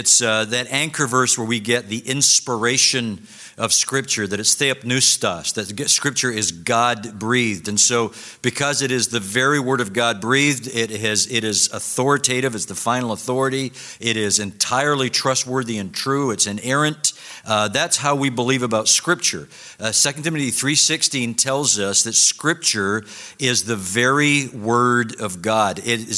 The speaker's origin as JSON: {"language": "English", "region": "Scotland", "country": "United Kingdom", "said": "when Dr. Garner introduced me and said I was from Scotland, I realized that I was probably going to disappoint all of you that I don't sound like Sinclair Ferguson up here."}